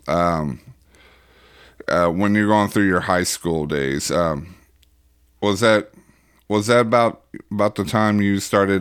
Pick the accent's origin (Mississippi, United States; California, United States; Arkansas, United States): Arkansas, United States; I grew up like that in Arkansas.